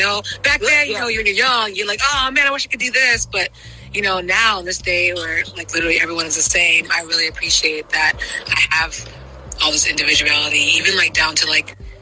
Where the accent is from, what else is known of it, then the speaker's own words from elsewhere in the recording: New Orleans, Louisiana, United States; moved away as an adult; now in Shreveport, United States; I'm from New Orleans, Louisiana, but I'm currently living up in the north part of the state in Shreveport, Louisiana